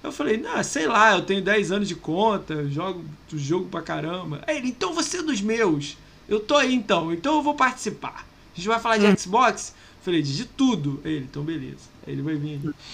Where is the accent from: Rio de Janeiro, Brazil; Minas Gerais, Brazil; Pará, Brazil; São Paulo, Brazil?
Rio de Janeiro, Brazil; Ele é do Rio, eu sou do Rio também.